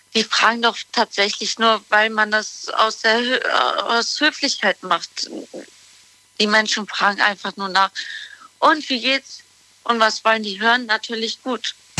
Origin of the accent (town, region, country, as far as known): Düsseldorf, North Rhine-Westphalia, Germany